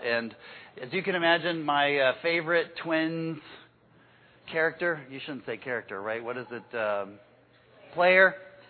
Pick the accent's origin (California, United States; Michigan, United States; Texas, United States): Texas, United States; I don't sound like I'm from Texas anymore.